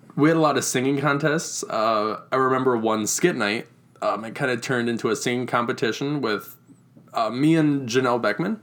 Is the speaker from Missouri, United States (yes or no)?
no; Reedland, Iowa, United States; I grew up in Reedland, Iowa, which is about half an hour north of Waterloo